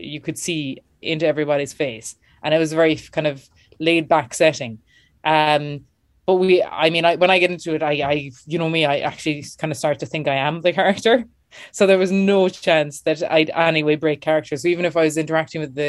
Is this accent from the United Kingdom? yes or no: no; Clonakilty, Munster, Ireland; moved away; also born or lived in Dublin / New York; I'm from West Cork, Clonakilty, home and famous for our black pudding.